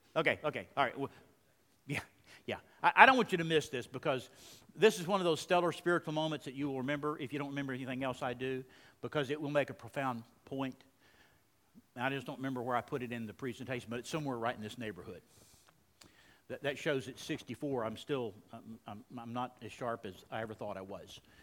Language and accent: English; Texas, United States; moved away as an adult; also born or lived in Maryland; a foreigner in Maryland. I'm from Texas